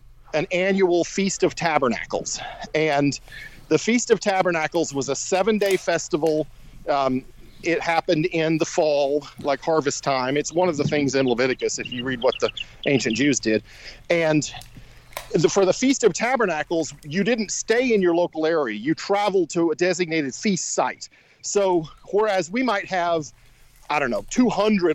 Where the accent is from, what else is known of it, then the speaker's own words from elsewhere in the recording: Shreveport, Louisiana, United States; I grew up in Shreveport, Louisiana